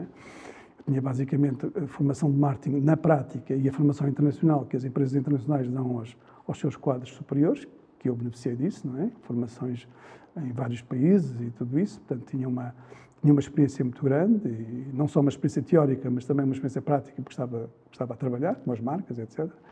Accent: Lisbon, Portugal; Eu nasci nas Avenidas Novas

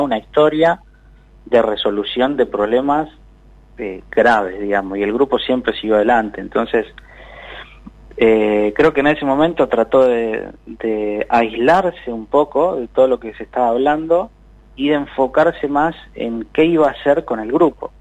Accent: Buenos Aires, Argentina; nosotros somos, somos de Bajo Flores

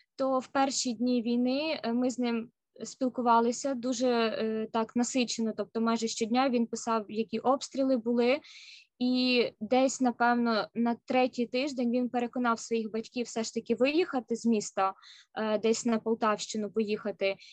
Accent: Kyiv, Ukraine; moved away as an adult; now in Seattle, United States; я сама родом з Києва

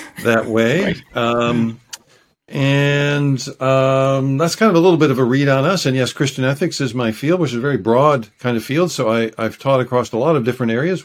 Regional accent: United States; moved away as an adult; now in Vancouver, Canada; I'm American originally

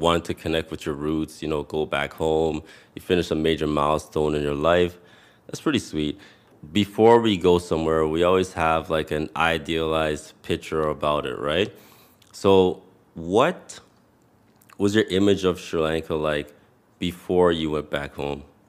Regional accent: Canada; a Canadian born but somebody whose parents are of Jamaican descent

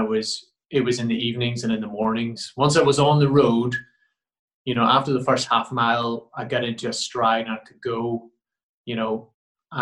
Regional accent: Ireland; being an Irish boy

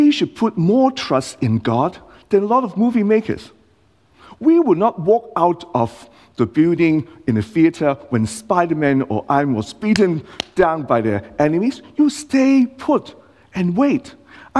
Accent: Hong Kong; now in Australia; I'm not born in Australia. I was born in Hong Kong

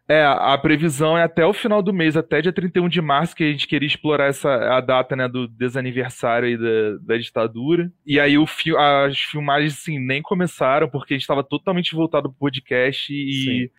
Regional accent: Rio de Janeiro, Brazil; moved away as an adult; now in Caruaru, Brazil; Estou morando em Caruaru atualmente, mas sou carioca

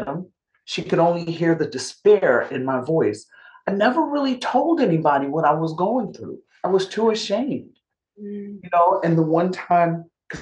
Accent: New York, United States; I'm a New Yorker

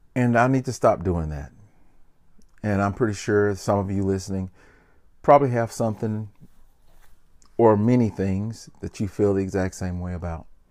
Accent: Memphis, Tennessee, United States; I'm an entertainer from Memphis, Tennessee

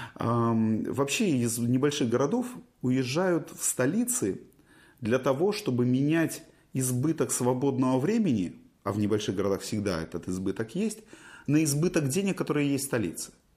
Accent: Simferopol, Crimea, Ukraine; moved away as an adult; also born or lived in Moscow; now in Kyiv, Ukraine; А я уезжал из Симферополя в ту же Москву, у меня в Симферополе было все хорошо. У меня не было э, обиды на город. Поэтому я все время Симферополь воспринимал как дом.

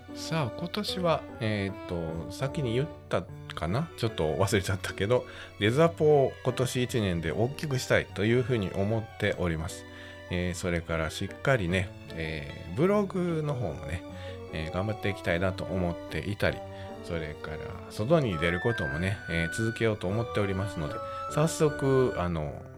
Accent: Wakayama, Japan; born or raised there

